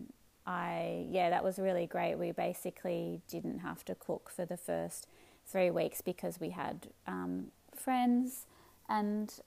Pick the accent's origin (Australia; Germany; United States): Australia; Melbourne, Victoria; moved away as an adult; now in northern New South Wales, Australia; originally I'm from Melbourne.